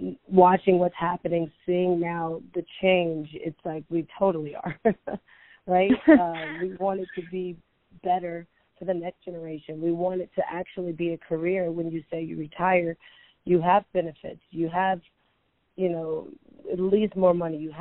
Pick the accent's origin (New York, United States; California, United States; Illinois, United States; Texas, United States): Texas, United States; Houston; also born or lived in Mobile, Alabama; I grew up in Houston, Texas